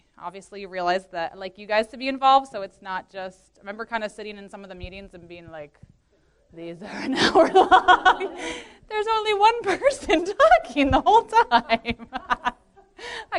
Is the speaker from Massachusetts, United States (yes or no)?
no; Baltimore, Maryland, United States; I grew up in the Baltimore church as well as a second generation in the church